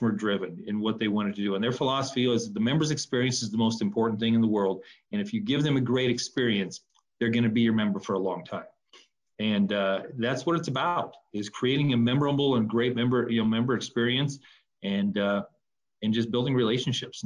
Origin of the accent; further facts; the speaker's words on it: Nebraska, United States; moved away as an adult; also born or lived in upper Midwest; graduating from college back in Nebraska, I'm from Nebraska